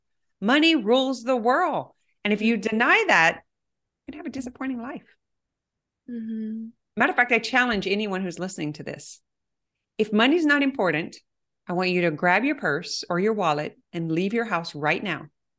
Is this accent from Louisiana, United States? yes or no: yes; Cajun, Louisiana, United States; I am so Cajun.